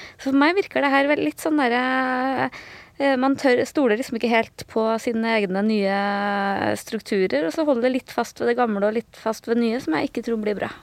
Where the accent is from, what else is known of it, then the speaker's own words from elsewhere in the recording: Trøndelag, Norway; jeg føler meg som trønder, men jeg føler meg også som, som nordtrønder